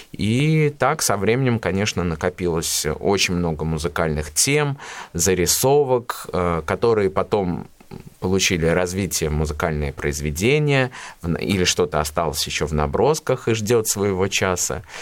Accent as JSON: {"language": "Russian", "town": "Ulyanovsk", "region": "Ulyanovsk Oblast", "country": "Russia", "tie": "born or raised there", "said": "Родился я в городе Ульяновске в 1992 году. Это мой родной город. Здесь я получил полное фундаментальное образование."}